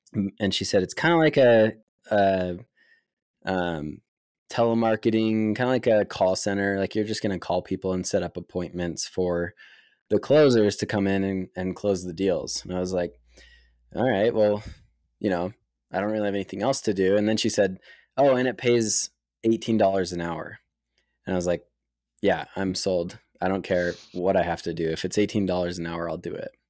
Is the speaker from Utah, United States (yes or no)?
yes; Lehi, Utah, United States; I grew up in Lehigh, Utah